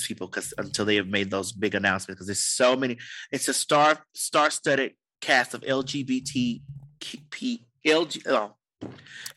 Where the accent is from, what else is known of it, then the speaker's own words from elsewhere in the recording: Miami, Florida, United States; I'm from Miami